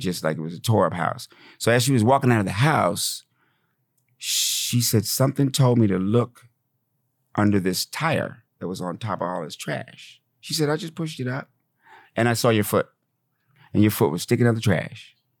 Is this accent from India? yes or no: no; Fort Collins, Colorado, United States; also born or lived in Laramie, Wyoming; I grew up in Fort Collins, Colorado, in Laramie, Wyoming